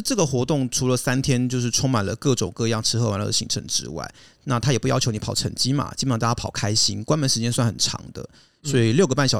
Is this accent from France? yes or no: yes; France; 法国人嘛，我们法国人是比较自我中心一点，你知道？